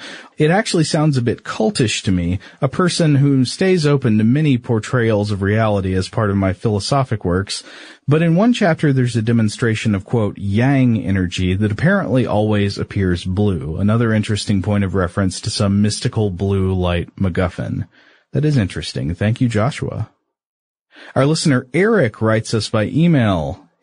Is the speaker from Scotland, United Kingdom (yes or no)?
yes; Scotland, United Kingdom; Now, I'm from Scotland, and we don't have illuminated sea creatures very much.